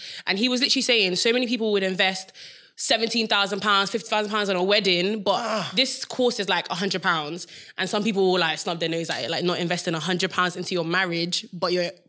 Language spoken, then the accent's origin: English; Nigeria; Because I'm Nigerian.